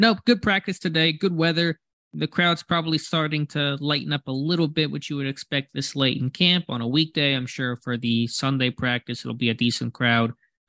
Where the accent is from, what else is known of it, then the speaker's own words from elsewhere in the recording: Hollywood, Florida, United States; I was born in Florida, in Hollywood, Florida, and it was just a couple-hour drive from Orlando